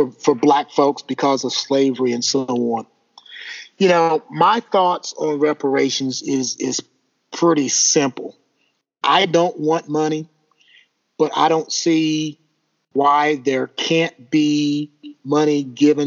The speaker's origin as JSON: {"language": "English", "region": "Kentucky", "country": "United States", "said": "I love my home state, but that guy is a blight on the state of Kentucky."}